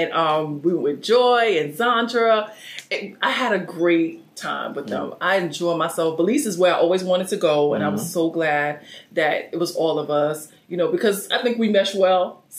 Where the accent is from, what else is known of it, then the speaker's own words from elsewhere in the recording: New York City, New York, United States; also born or lived in Brooklyn; I am from New York City, Lower East Side. I was born and raised there. I've lived there for like 40 years.